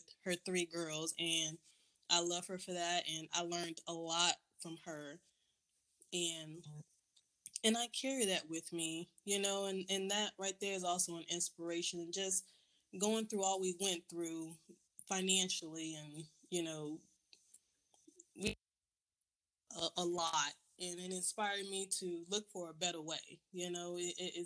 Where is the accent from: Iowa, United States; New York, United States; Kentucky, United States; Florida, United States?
Florida, United States; now in Georgia, United States; I'm originally from Florida